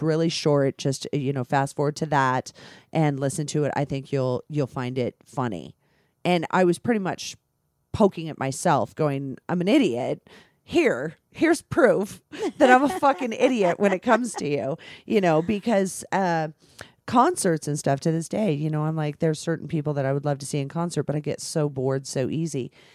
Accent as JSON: {"language": "English", "region": "California", "country": "United States", "moved": "yes", "lives_now": "Las Vegas, United States", "said": "I'm from California"}